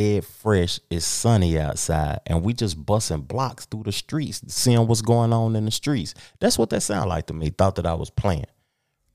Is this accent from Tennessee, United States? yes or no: yes; Tennessee, United States; I'm from the South. I'm from Tennessee, 2-3 hours away from Atlanta.